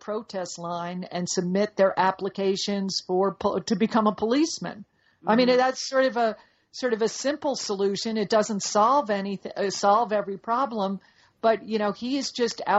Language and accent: English; Dallas, Texas, United States; I'm from Dallas, and I'm proud to be from Dallas